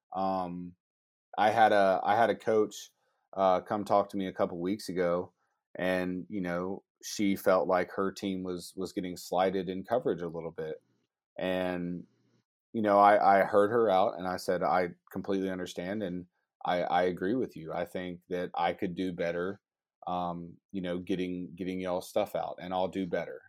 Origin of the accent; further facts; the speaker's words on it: Georgia, United States; I'm a Bulldogs fan 'cause I'm from Georgia.